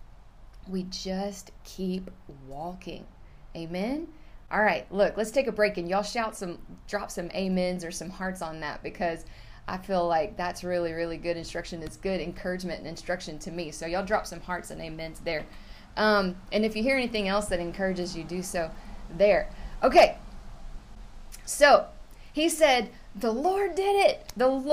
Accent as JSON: {"language": "English", "town": "Houston", "region": "Texas", "country": "United States", "said": "I'm from the Houston region, I live in the outskirts of the Houston area"}